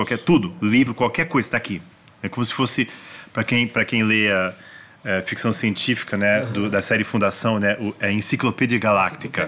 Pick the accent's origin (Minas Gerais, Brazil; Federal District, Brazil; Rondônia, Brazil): Federal District, Brazil; Brasília; also born or lived in Washington, United States; eu cresci em Brasília